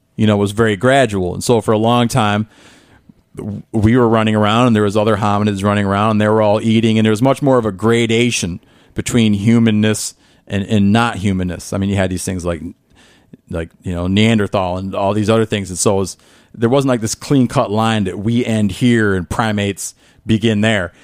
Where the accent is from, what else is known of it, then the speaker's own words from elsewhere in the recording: Northern Michigan, United States; I grew up in the Midwest